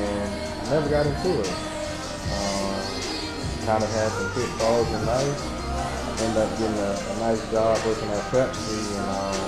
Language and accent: English; St. Petersburg, Florida, United States; moved away as an adult; now in Atlanta, United States; Born and raised in St. Petersburg, Florida.